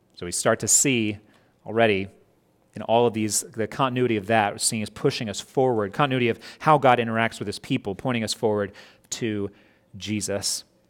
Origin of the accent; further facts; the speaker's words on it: Scott Depot, West Virginia, United States; I grew up in Scott Depot. We would drive to Cross Lanes, went to school there